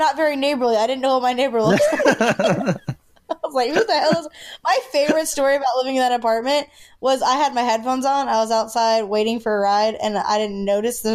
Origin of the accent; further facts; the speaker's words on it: Sumter, South Carolina, United States; now in Columbia, United States; that's in Sumter. That's in my hometown